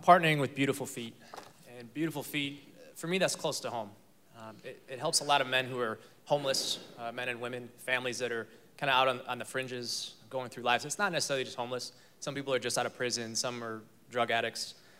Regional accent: Chicago, Illinois, United States; moved away as an adult; now in Texas, United States; I'm from Chicago.

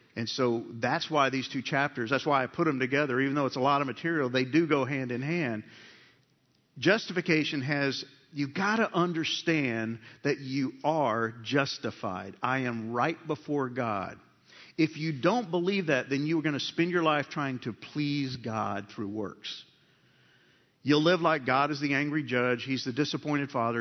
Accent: United States; We're American-born men

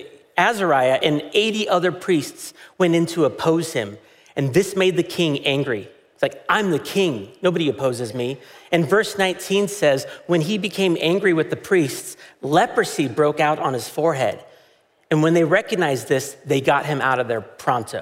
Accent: United States; as an American

